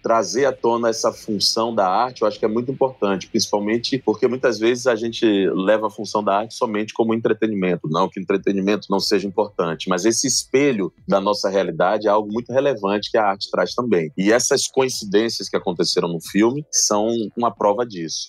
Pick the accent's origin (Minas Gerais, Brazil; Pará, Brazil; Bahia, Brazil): Bahia, Brazil; Salvador; Lá na Bahia, em Salvador, tudo bem que é minha terra